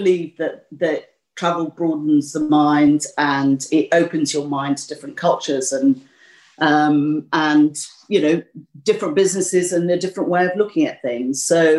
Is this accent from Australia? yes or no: no; Malaysia; I was born and brought up in Malaysia to parents who had met and married in Malaysia.